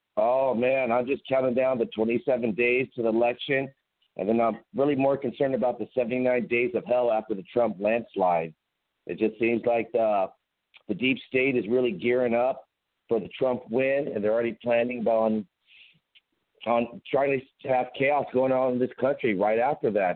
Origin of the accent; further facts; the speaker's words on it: Pasadena, California, United States; moved away as an adult; also born or lived in Huntington Beach / San Diego; now in Dallas, United States; I grew up in Pasadena. I lived in Huntington Beach. I went to school in San Diego. I mean, California. I live in Dallas now